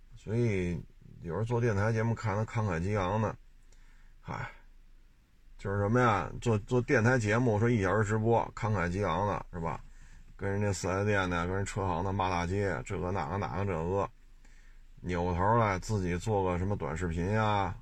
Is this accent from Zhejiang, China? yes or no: no; Beijing, China; 我生在这儿，长在这儿